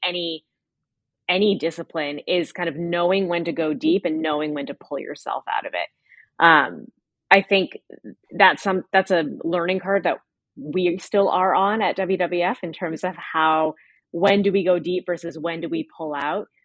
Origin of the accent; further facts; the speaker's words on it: United States; I'm from the United States